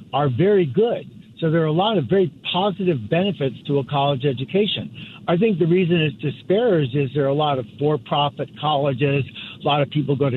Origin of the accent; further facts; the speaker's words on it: Ohio, United States; When I was growing up in Ohio, my dad worked for NCR